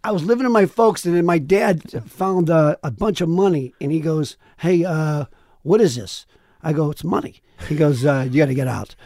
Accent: Sharon, Pennsylvania, United States; moved away; where I grew up in Pennsylvania, they say Golub

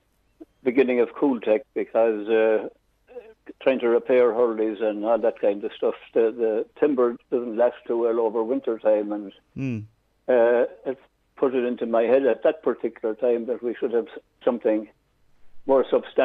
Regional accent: Tipperary, Munster, Ireland; moved away as an adult; also born or lived in Offaly / Navan; I was born in Tipperary and everybody hurls in Tipperary.

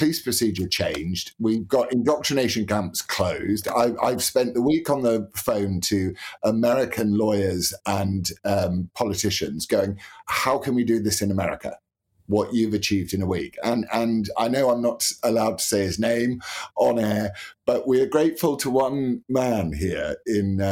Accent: United Kingdom; as British people

